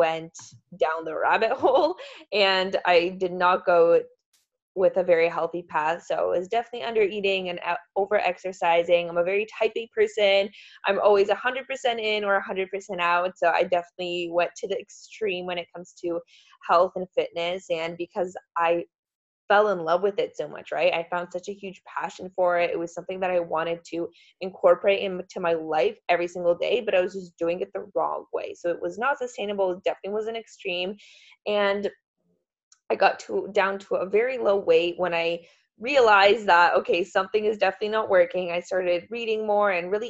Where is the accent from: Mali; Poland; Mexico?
Poland; moved away; I'm from Poland